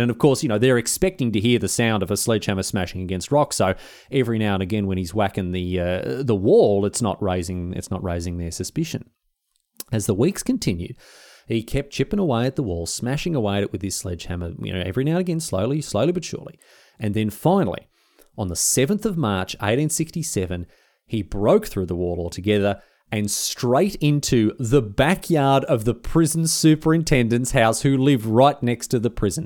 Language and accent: English; Victoria, Australia; I'm from Victoria